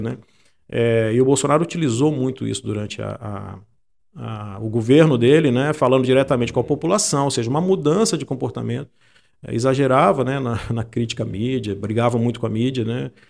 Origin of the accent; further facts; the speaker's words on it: Santa Teresa, Espírito Santo, Brazil; moved away as an adult; also born or lived in Vitória; eu sou de Santa Teresa